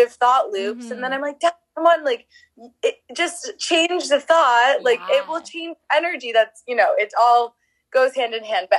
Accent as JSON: {"language": "English", "town": "Boston", "region": "Massachusetts", "country": "United States", "moved": "as an adult", "lives_now": "London, United Kingdom", "said": "I'm originally from Boston"}